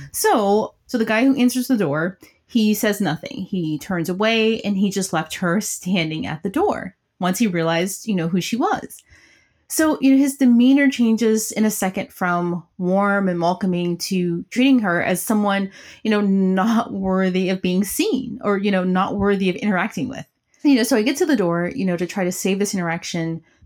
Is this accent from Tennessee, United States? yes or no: yes; Tennessee, United States; I'm just from Tennessee